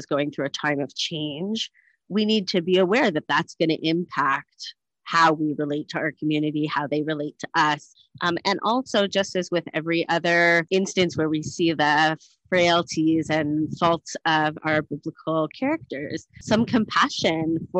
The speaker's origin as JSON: {"language": "English", "country": "Canada", "tie": "born or raised there", "also_born_or_lived": "United States / Thornhill", "moved": "as an adult", "lives_now": "Cape Town, South Africa", "said": "I'm Canadian raised, educated in America at HUC and ordained there"}